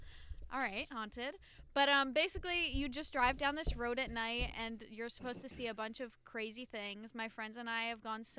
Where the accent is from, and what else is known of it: New Jersey, United States; born or raised there